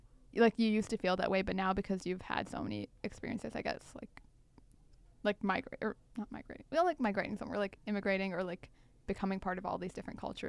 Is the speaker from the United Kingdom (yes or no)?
no; Texas, United States; I'm Indian American, born and raised in Texas, grew up there my entire life.